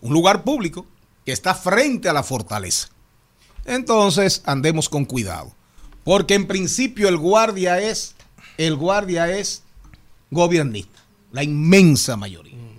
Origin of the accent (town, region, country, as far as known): Dominican Republic